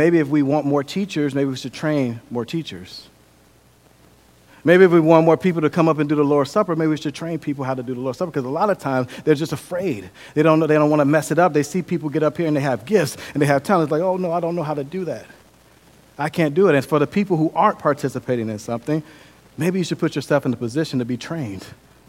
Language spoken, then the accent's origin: English; Milwaukee, Wisconsin, United States; I grew up in Milwaukee, Wisconsin. Milwaukee is kind of like a little mini Chicago. It's very violent.